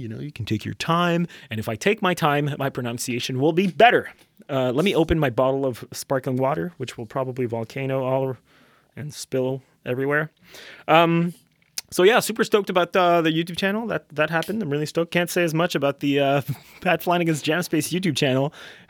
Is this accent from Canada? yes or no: yes; Canada; First of all, I'm French Canadian, in case you didn't know that.